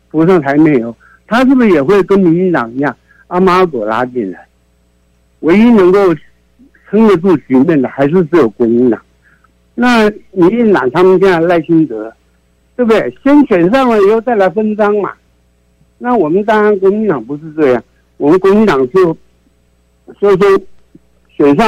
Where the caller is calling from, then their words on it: Yilan County, Taiwan